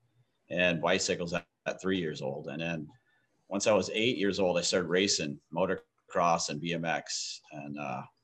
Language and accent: English; New Orleans, Louisiana, United States; now in Maui, United States; I grew up in New Orleans.